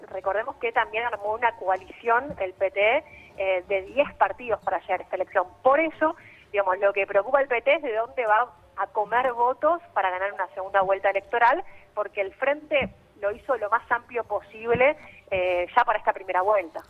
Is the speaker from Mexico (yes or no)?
no; Argentina; Argentina acá